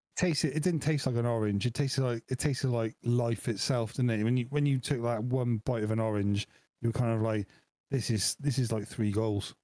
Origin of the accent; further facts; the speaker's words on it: Wales, United Kingdom; I am Welsh